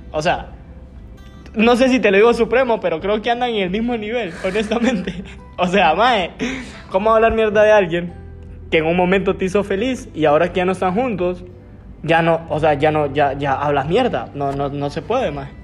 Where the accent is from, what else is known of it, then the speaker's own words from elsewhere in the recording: Lempira, Honduras; yo desde mi nacimiento, ustedes saben, yo soy de Lempira